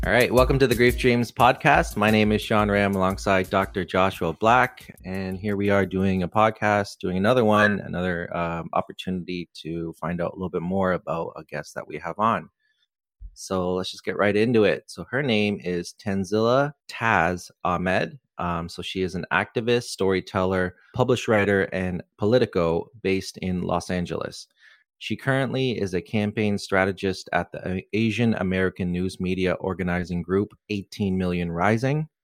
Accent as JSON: {"language": "English", "country": "Canada", "tie": "born or raised there", "said": "my parents emigrated, uh, to Canada in the seventies and I was born in Canada."}